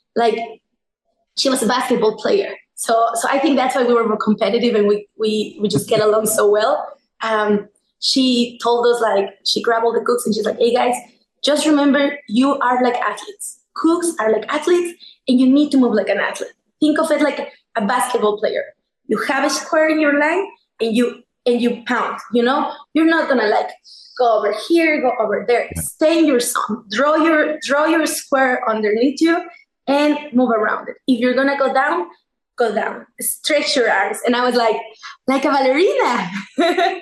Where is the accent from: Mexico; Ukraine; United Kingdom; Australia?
Mexico; moved away as an adult; also born or lived in New York, United States / Mexico City; now in Washington, D.C., United States; I'm originally from Mexico, born and raised